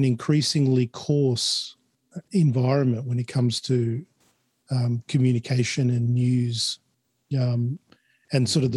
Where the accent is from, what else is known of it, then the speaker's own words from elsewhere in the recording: Chile; now in Australia; I wasn't born in Australia. I was born in Chile. So immigrating to Australia, we had to show our vaccination papers in order to immigrate